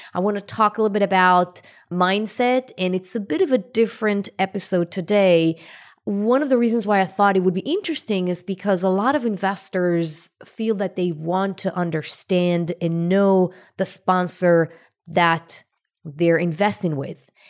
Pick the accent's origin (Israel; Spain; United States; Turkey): Israel; I was born in Israel to a pretty, you know, poor family. And lack of money was one of the main things that I felt growing up